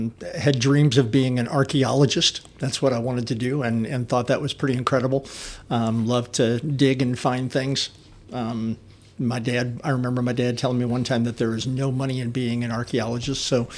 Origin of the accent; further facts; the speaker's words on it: St. Charles, Missouri, United States; Old St. Charles, in Old St. Charles City.